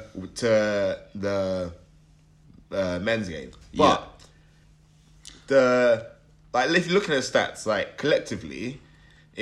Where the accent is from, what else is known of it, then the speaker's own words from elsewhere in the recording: England, United Kingdom; us English, like as English fans, as like living here